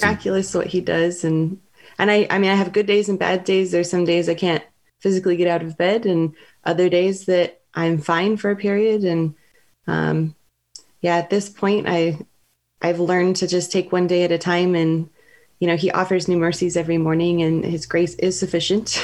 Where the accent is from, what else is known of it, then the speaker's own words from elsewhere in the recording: Southern California, United States; moved away as an adult; also born or lived in San Francisco Bay Area; now in Walnut Creek, United States; I'm originally from Southern California